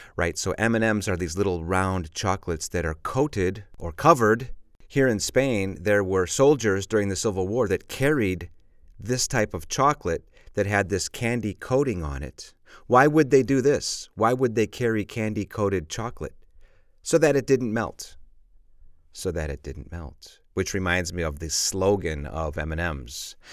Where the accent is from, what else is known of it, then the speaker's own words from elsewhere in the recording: Chicago, Illinois, United States; I'm from Chicago, and of course, Chicago is on Lake Michigan